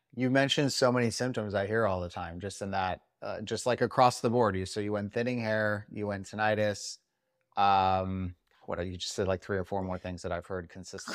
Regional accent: Las Vegas, Nevada, United States; I'm from Vegas

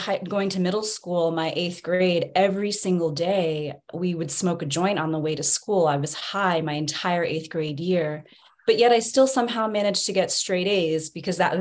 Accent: Philadelphia, Pennsylvania, United States; also born or lived in Alabama / Azores, Portugal; I spent a short period of time in Alabama, believe it or not, until I was 8. But then I spent the majority of my childhood in the Philadelphia area

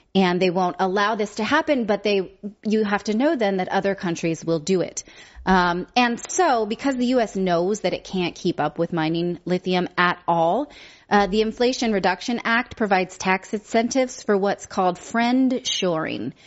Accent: United States; we are American citizens

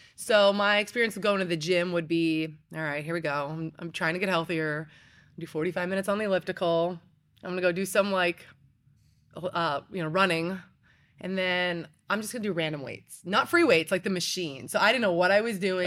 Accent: Pennsylvania, United States; moved away; I was born and raised in Pennsylvania

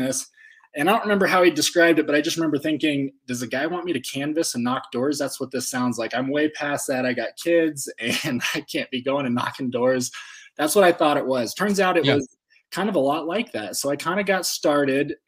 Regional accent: Fort Collins, Colorado, United States; now in Colorado Springs, United States; I'm from Fort Collins, Colorado, born and raised.

